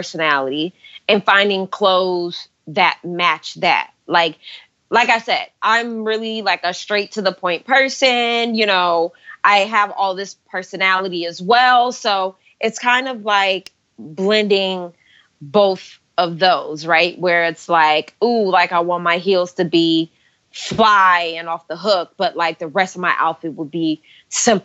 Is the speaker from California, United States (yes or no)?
yes; Stockton, California, United States; I grew up in Stockton, California.